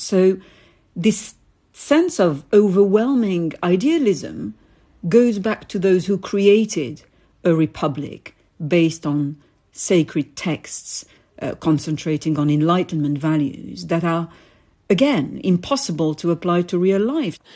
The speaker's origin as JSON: {"language": "English", "town": "Paris", "region": "Île-de-France", "country": "France", "tie": "born or raised there", "said": "I was born in Paris to Algerian parents"}